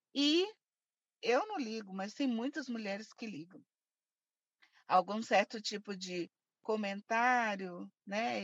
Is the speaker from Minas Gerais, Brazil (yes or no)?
yes; Belo Horizonte, Minas Gerais, Brazil; Eu nasci e cresci aqui em Belo Horizonte mesmo, Minas Gerais